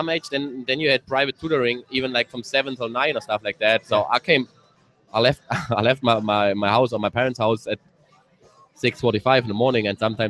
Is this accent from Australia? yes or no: no; Thuringia, Germany; English is a second language; My biggest hero was a goalkeeper out of my hometown, Robert Enke. He was a national goalkeeper in Germany.